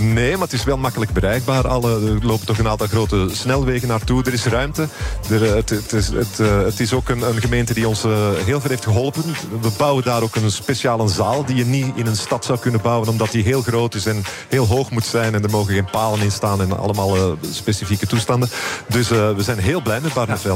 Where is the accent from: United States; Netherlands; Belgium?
Belgium; Flanders; Ik ben eh, Europeaan, ik ben Belg en ik ben Vlaming.